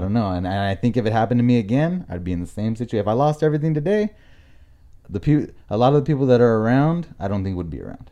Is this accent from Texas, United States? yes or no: no; La Mirada, California, United States; moved away as an adult; also born or lived in Buena Park; now in Lake Elsinore, United States; I'm from La Mirada, Norwalk area.